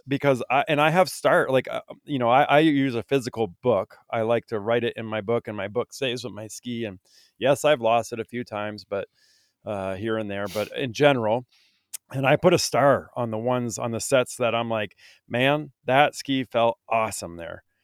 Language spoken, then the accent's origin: English; Vermont, United States; I grew up in Vermont